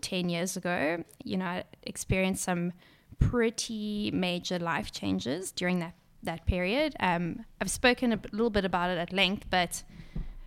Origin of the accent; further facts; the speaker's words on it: Durban, KwaZulu-Natal, South Africa; I grew up in Durban